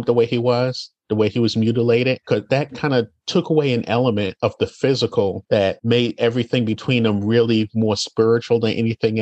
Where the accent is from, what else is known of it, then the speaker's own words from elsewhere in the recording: New York City, New York, United States; Being born and raised in Brooklyn